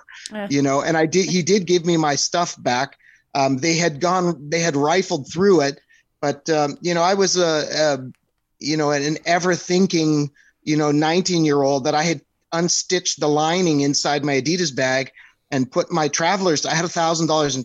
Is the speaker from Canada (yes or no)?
yes; Canada; moved away as an adult; also born or lived in California; being from a small town and I'm Canadian